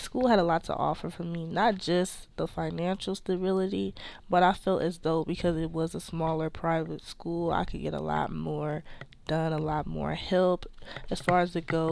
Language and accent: English; Detroit, Michigan, United States; moved away as an adult; I'm from Detroit, Michigan.